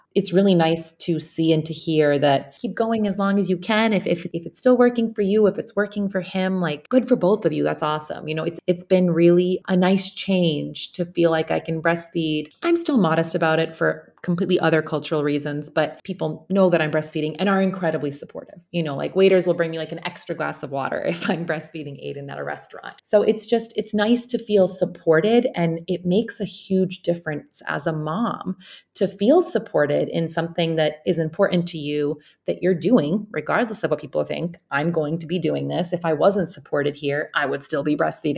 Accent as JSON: {"language": "English", "country": "Bosnia & Herzegovina", "moved": "yes", "lives_now": "United States", "said": "I'm currently in my home country, in Bosnia, I'm in Sarajevo"}